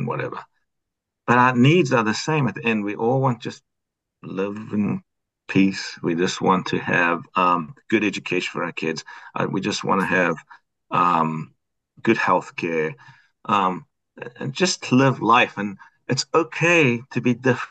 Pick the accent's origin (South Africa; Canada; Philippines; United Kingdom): South Africa; moved away as an adult; also born or lived in New Mexico; now in United States; I'm from South Africa.